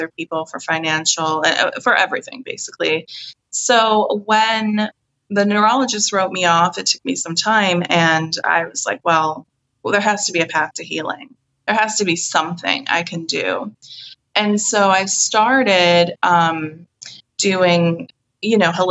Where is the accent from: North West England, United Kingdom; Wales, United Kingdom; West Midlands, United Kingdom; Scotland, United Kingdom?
Scotland, United Kingdom; I'm from Scotland